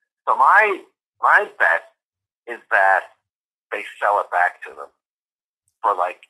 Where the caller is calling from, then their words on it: Sydney, Nova Scotia, Canada; I'm calling from Sydney.